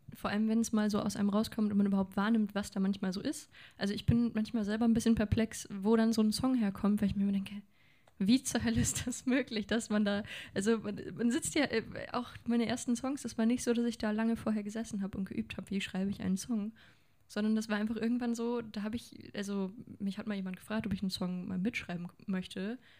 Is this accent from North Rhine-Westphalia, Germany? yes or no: yes; Lengerich, North Rhine-Westphalia, Germany; moved away as an adult; now in Hanover, Germany; Zwischen Münster und Osnabrück bin ich groß geworden